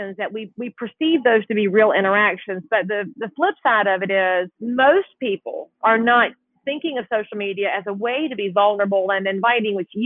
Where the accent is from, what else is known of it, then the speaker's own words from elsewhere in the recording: the South, United States; growing up in the South